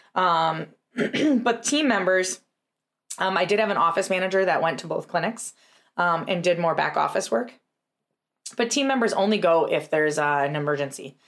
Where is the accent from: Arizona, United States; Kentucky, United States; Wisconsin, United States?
Wisconsin, United States; Tomahawk; we had an amazing practice in Tomahawk, which was our first location, is my hometown